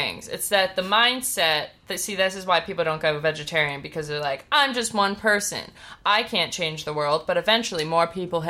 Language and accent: English; Midwest, United States; I'm from the Midwest, technically